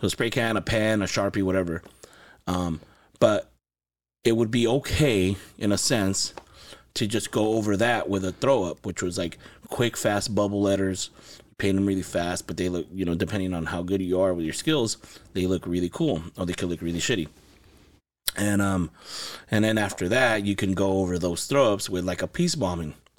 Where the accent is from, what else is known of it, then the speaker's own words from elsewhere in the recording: Los Angeles, California, United States; also born or lived in Santa Paula, California; I was born in Los Angeles, California. I lived there most of my childhood, and I moved to Ventura County, to Santa Paula in ninety, nineteen ninety.